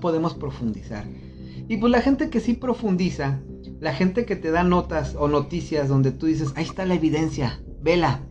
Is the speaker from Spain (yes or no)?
no; Mexico; todos como mexicanos nos ayudamos